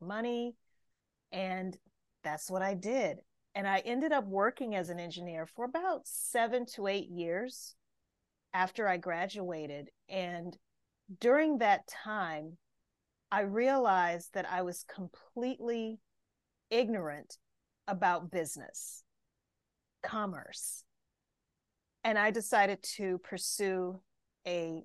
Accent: Louisiana, United States; I'm from the States, so I grew up in the state of Louisiana

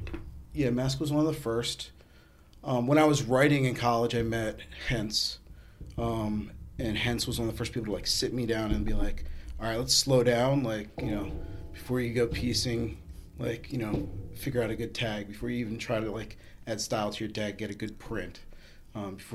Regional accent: New Jersey, United States; now in New York, United States; Originally, I grew up in New Jersey, moved to New York in 1997

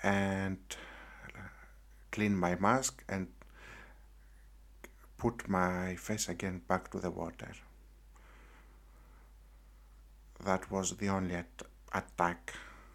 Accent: Greece; I came back to my home country in Greece

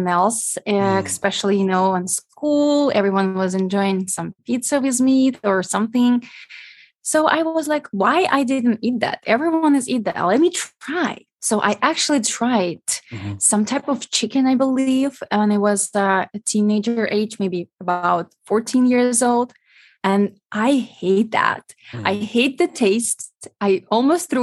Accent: Ukraine; English is a second language; moved away as an adult; also born or lived in New York; now in United States; I am from Ukraine.

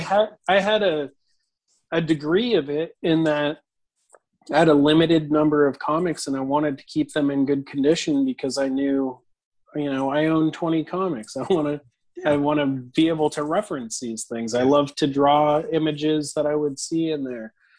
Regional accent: New Hampshire, United States; I grew up in in New Hampshire

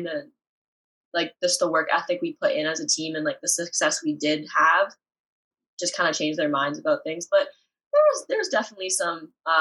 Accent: Windsor, Ontario, Canada; I was this nobody from Windsor

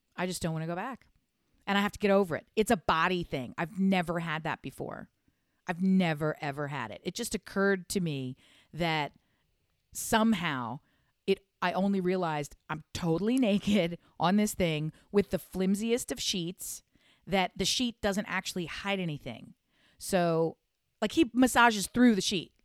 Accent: United States; I'm an American

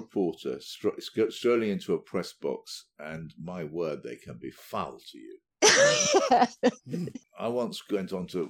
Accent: United Kingdom; I'm from Britain.

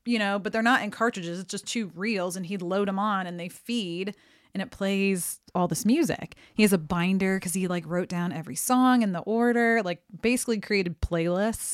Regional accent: St. Louis, Missouri, United States; I'm from Saint Louis

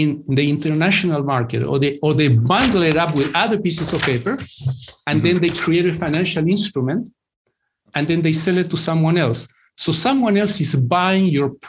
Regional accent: Chile; moved away as an adult; also born or lived in England; now in United States; I grew up in Chile. Then I lived in the UK in England for a few years. And then I moved to the US in the late 90s.

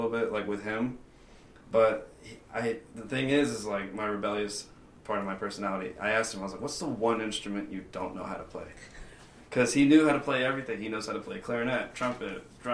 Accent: North Carolina, United States; now in Las Vegas, United States

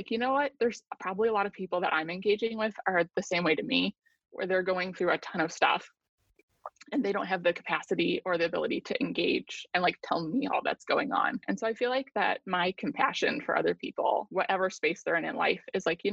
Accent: United States; an American who lives in a very prosperous society on the whole

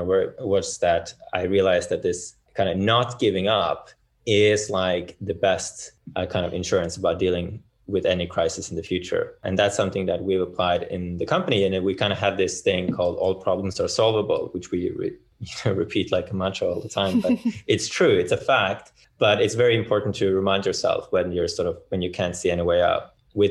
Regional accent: Bergen, Vestland, Norway; I'm from Bergen.

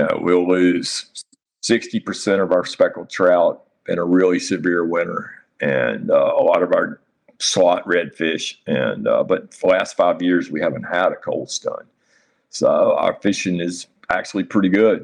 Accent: Nags Head, North Carolina, United States; also born or lived in Harkers Island, North Carolina; I grew up in Nags Head, and that's my home in Nags Head

